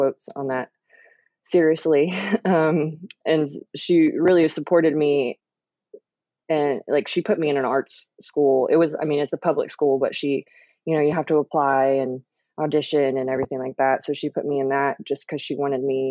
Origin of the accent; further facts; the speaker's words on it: Oklahoma City, Oklahoma, United States; I'm from Oklahoma City. I grew up here